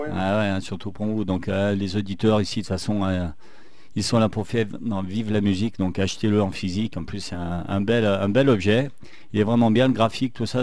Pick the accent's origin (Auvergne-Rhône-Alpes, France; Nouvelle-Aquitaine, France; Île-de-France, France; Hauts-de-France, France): Auvergne-Rhône-Alpes, France; Saint-Étienne; accent: stéphanois; avec mon accent stéphanois